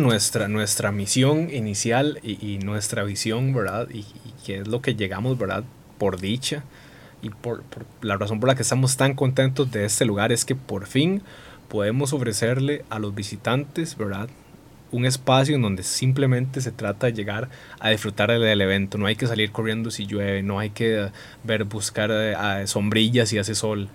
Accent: Costa Rica

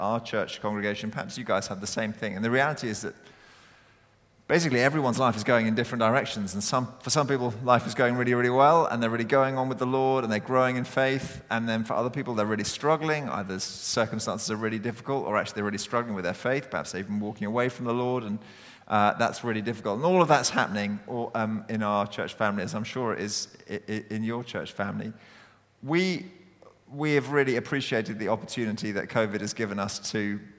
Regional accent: East Anglia, East of England, United Kingdom; also born or lived in Oxford / Raynes Park; now in Croydon, United Kingdom; I was originally from East Anglia.

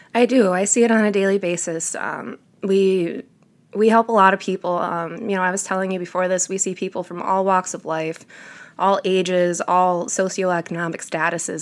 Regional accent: Detroit, Michigan, United States; moved away as an adult; I'm from downstate Metro Detroit area.

